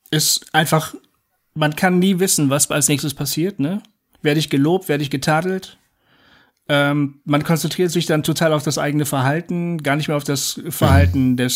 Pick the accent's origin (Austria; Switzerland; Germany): Germany; Bremen; Bremen war mir wichtig, ja, ich bin Bremer.